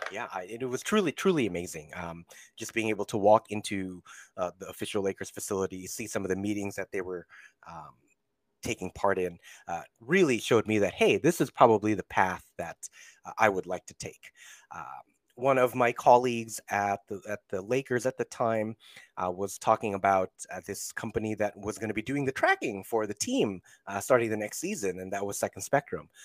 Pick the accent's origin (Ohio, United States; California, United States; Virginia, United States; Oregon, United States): California, United States; Central and Northern; also born or lived in Philippines; now in Los Angeles, United States; born in the Philippines, but spent my formative and, um, I guess, important years in Central and Northern California.